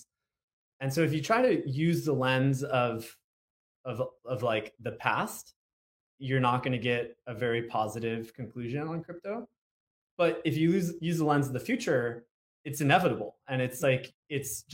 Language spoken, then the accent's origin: English; Southern California, United States; I grew up in Southern California